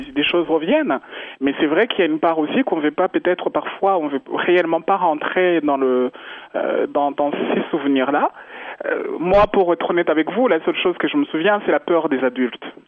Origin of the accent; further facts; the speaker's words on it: Rwanda; moved away; je suis rwandaise, euh, je suis né au Rwanda, j'adore ma culture